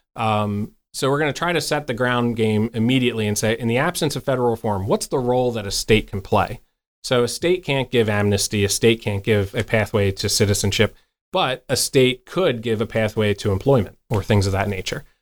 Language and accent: English; outside the Philadelphia area, Pennsylvania, United States; moved away as an adult; now in York, United States; I grew up outside the Philadelphia area